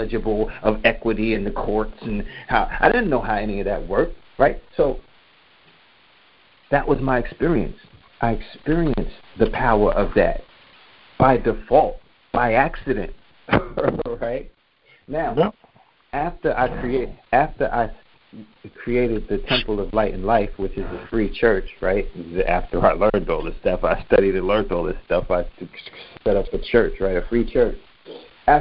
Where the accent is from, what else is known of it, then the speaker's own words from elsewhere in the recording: New York City, New York, United States; I'm from New York. I'm from Queens